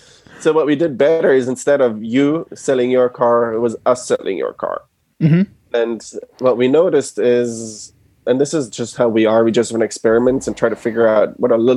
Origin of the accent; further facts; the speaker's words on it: Germany; moved away as an adult; now in United States; So I was born and raised in Germany. My parents are originally from Argentina and moved to Germany.